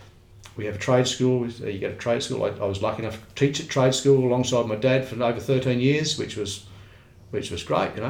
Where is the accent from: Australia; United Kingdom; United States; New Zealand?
Australia; I'm a red-blooded Aussie